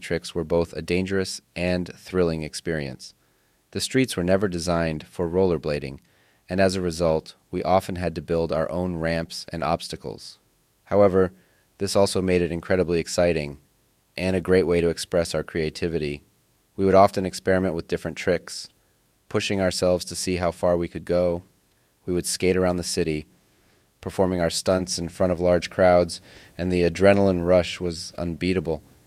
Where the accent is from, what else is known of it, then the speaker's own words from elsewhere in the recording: Chkalovsk, Sughd, Tajikistan; Growing up in Chkhalovsk, Tajikistan